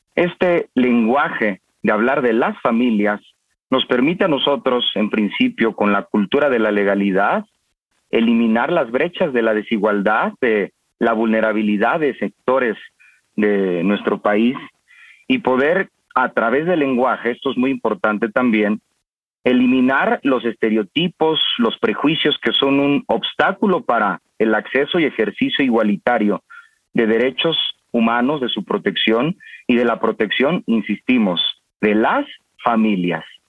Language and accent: Spanish; Mexico